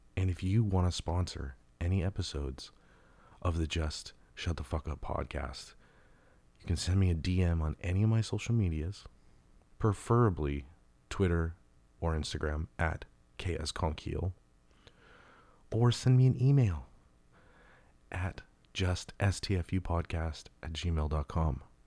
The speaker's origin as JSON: {"language": "English", "town": "Los Angeles", "region": "California", "country": "United States", "tie": "born or raised there", "said": "where I grew up in in Los Angeles"}